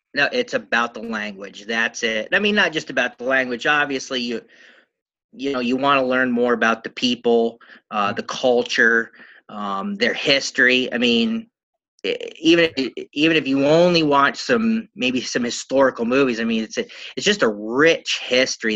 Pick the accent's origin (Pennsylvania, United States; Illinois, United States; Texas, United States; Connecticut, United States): Pennsylvania, United States; I'm from Pennsylvania in the United States